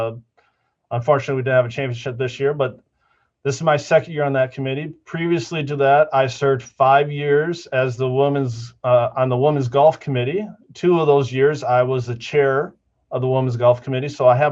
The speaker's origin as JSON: {"language": "English", "region": "Midwest", "country": "United States", "tie": "born or raised there", "also_born_or_lived": "Iowa", "said": "So I grew up basically in the Midwest. I like to say I was born in Iowa, but we moved a lot as a family."}